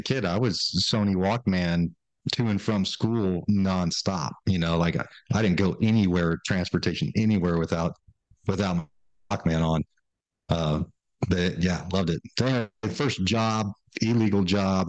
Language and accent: English; San Diego, California, United States; just hustles growing up in San Diego